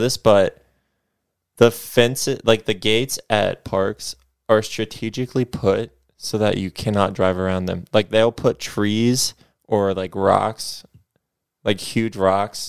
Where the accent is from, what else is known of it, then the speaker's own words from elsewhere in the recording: Fairfield, Ohio, United States; I grew up in Fairfield, Ohio.